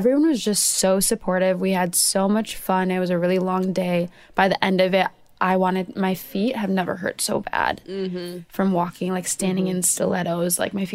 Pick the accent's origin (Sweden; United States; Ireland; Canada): United States; Minnesota; I'm from Minnesota